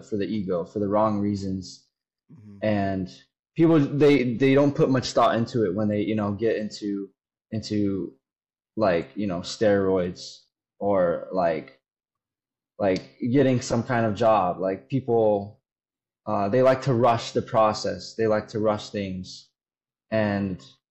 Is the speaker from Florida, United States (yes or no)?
yes; Florida, United States; I was born and raised in Florida